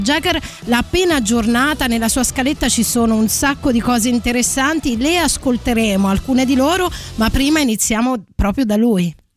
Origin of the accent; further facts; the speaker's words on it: Abruzzo, Italy; io sono abruzzese